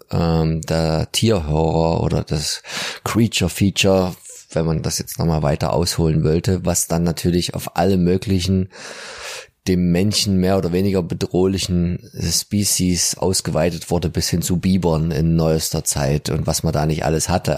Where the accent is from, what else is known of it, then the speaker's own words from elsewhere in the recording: Dresden, Saxony, Germany; als Dresdner